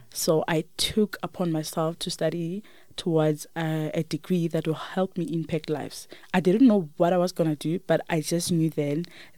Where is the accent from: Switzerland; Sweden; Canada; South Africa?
South Africa; Limpopo; moved away as an adult; also born or lived in Olievenhoutbosch; I grew up in Limpopo. I was raised by my grandmother.